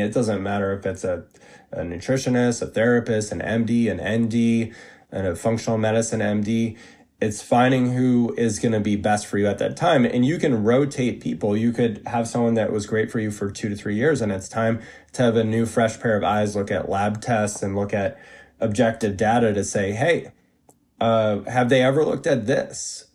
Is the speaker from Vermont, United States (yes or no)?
yes; Vermont, United States; I worked on an organic vegetable farm in my hometown in Vermont